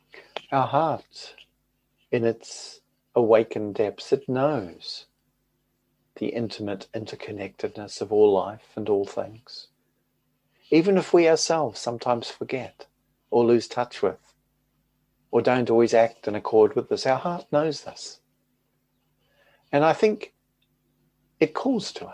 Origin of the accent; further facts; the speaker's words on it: New Zealand; moved away as an adult; now in United Kingdom; growing up in New Zealand and living as an adult in the United Kingdom